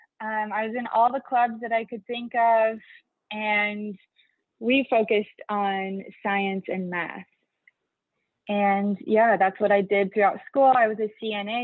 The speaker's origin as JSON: {"language": "English", "town": "Filer", "region": "Idaho", "country": "United States", "tie": "born or raised there", "said": "I grew up in Filer, Idaho"}